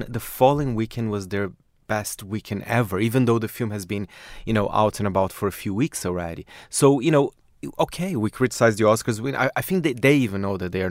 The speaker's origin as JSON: {"language": "English", "country": "Brazil", "moved": "yes", "lives_now": "United Kingdom", "said": "I'm from Brazil"}